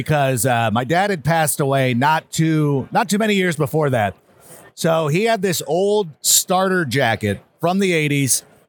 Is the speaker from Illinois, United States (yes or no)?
yes; Chicago, Illinois, United States; born in the Chicagoland area.